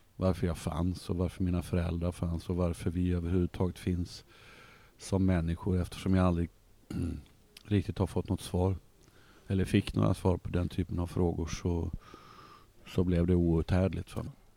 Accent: Malmö, Skåne, Sweden; also born or lived in Uppsala / Sundsvall; Så jag bodde där tills jag var nio år. Då flyttade vi till eh, Sundsvall där pappa jobbade ett år. Och, sen landade vi i Malmö våren 1963 och sen dess har jag bott här

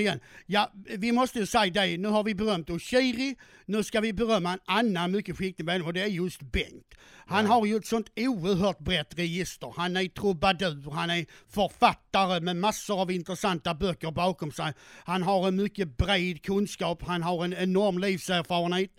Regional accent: Skåne, Sweden; Jag är uppväxt på Österlen

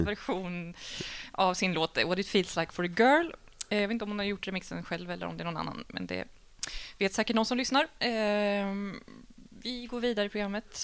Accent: Linköping, Östergötland, Sweden; also born or lived in Stockholm; now in Malmö, Sweden; Jag är från Linköping

